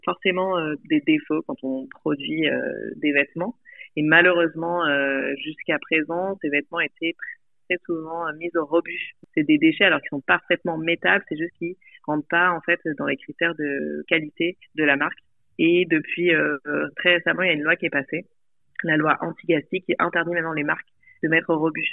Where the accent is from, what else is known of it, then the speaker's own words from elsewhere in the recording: Nice, Provence-Alpes-Côte d'Azur, France; moved away; also born or lived in Paris, France; j'ai grandi euh, à Nice, dans le sud-est de la France.